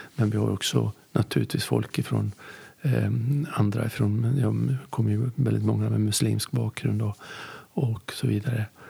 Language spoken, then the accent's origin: Swedish; Västerbotten County, Sweden; jag kommer ju från Västerbotten